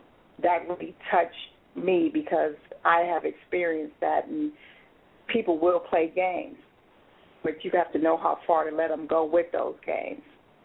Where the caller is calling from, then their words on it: Ontario, Canada; Hi. This is …. I'm calling from Ontario.